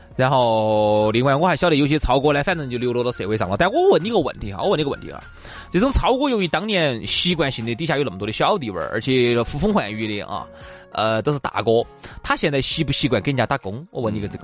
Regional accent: Chengdu, Sichuan, China; 那个时候我们成都这边哈，就有很多娃娃

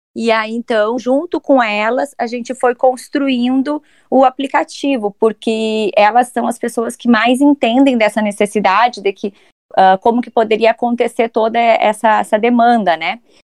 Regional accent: Santa Maria, Rio Grande do Sul, Brazil; moved away as an adult; nascida e criada em Santa Maria

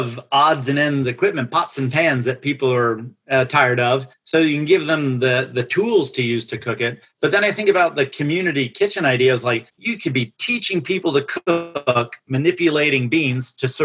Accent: Atlanta, Georgia, United States; moved away as an adult; also born or lived in Boston / Portland, Oregon; I'm from Atlanta

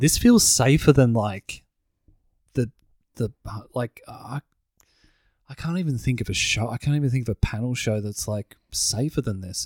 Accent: Broadmeadows, Victoria, Australia; we grew up, we grew up in Broadmeadows

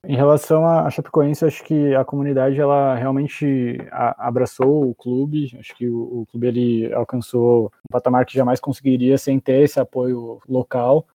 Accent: São Paulo, Brazil; todos nós aqui somos de São Paulo

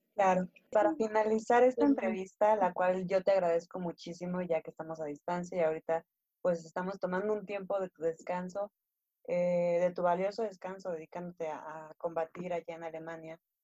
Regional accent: Mexico; cómo lo vivimos acá en México

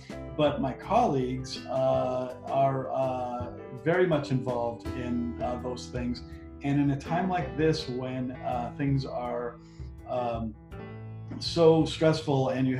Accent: Las Vegas, Nevada, United States; And I grew up in Las Vegas.

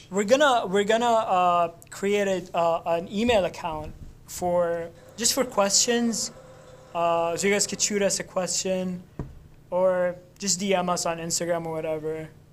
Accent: Lebanon; moved away; I'm from Lebanon

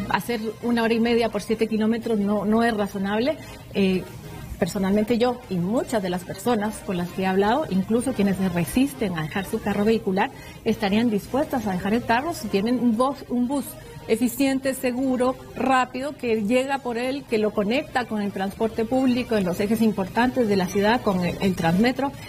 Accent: Guatemala; todos somos guatemaltecos

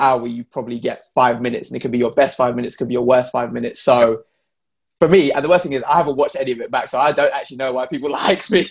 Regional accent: London, United Kingdom; I'm from London. It's very diverse here

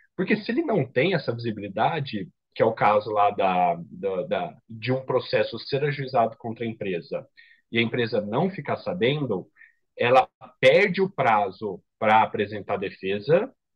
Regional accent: Ribeirão Preto, São Paulo, Brazil; Eu sou de Ribeirão Preto, interior, então voltei para casa dos meus pais

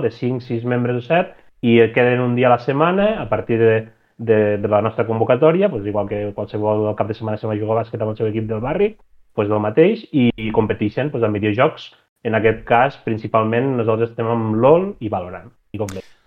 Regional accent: Puigverd, Catalonia, Spain; now in Lleida, Spain; jo sóc d'un poble de Puigverd

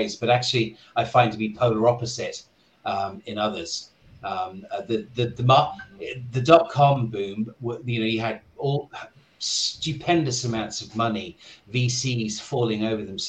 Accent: United Kingdom; moved away as an adult; also born or lived in New York; now in Hong Kong; I'm originally from the UK. I moved to Hong Kong 26 years ago.

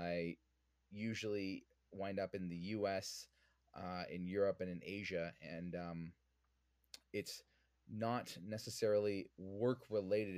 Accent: Vancouver, British Columbia, Canada; I'm originally from Vancouver, born and raised

